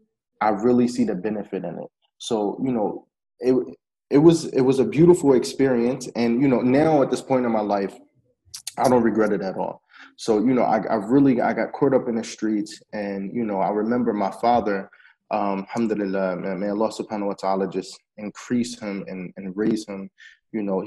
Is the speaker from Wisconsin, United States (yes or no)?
no; Philadelphia, Pennsylvania, United States; moved away as an adult; also born or lived in Yemen / Egypt; now in Lebanon; I grew up in Philadelphia.